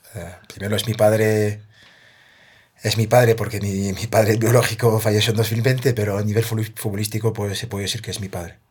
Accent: a town 30 km south of Paris, Île-de-France, France; Spanish is a second language; moved away as an adult; also born or lived in Martinique (parents' origin) / Spain; crecí yo en un pueblo a 30 kilómetros de París, al sur de París

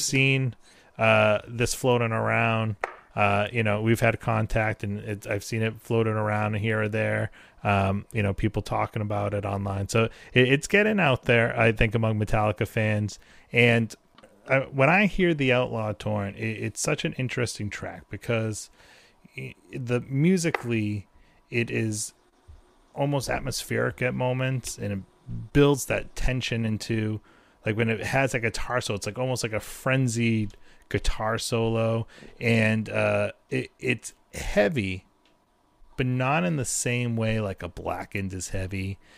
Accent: New England, United States; I'm from New England

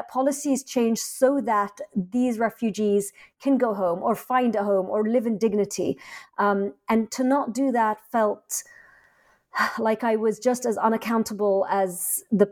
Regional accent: London, United Kingdom; also born or lived in Egypt; I was born in London, I grew up in London

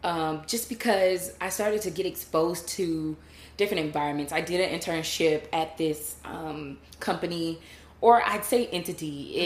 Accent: Pensacola, Florida, United States; moved away as an adult; now in Washington, D.C., United States; I grew up in Pensacola, Florida. Okay. And I moved up to Washington, D.C. after college, going to University of Florida, and I got my doctorate degree in physical therapy at Howard University.

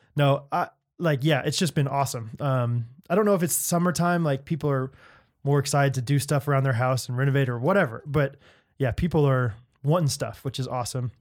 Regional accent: Strafford, Missouri, United States; I'm from Stratford, Missouri

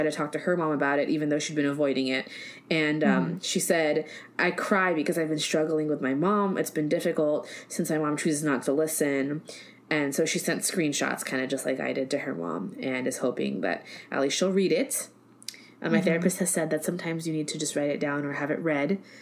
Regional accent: United States; accent: Americanized; my Americanized accent

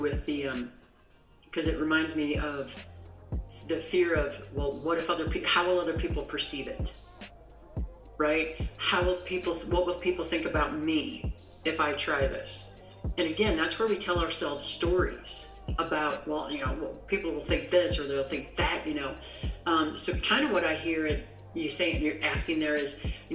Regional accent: Midwest, United States; now in Rocky Mountains, United States; I grew up in the Midwest, which is really flat.

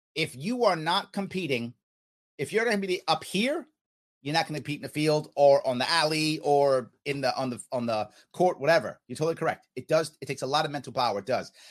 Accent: United States; I'm American

